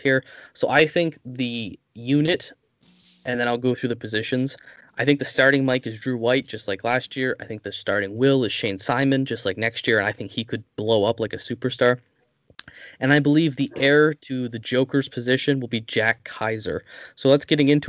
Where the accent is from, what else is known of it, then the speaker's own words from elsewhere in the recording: Canada; I'm Canadian.